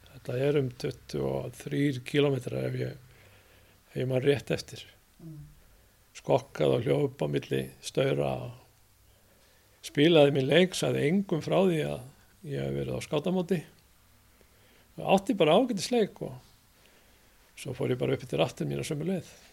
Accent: Hafnarfjörður, Capital Region, Iceland; þar sem ég ólst upp á 36 þar sá ég upp á Kallera völl mm. það var eini knastmyndu völlun á sínum tíma í efnafjörði

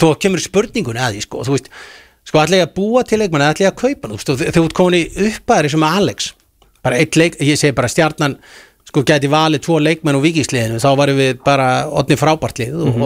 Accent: Garðabær, Capital Region, Iceland; ég er alltaf garbaðingu

